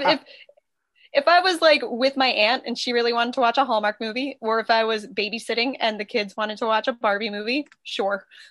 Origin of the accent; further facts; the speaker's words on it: Northeast, United States; I'm from the Northeast.